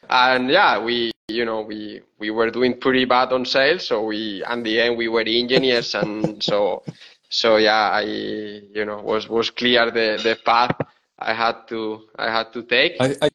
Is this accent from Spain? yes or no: yes; Spain; English is a second language; moved away as an adult; also born or lived in Seville, Spain; now in Bergamo, Italy; I'm from Spain. Yeah, I'm from Spain.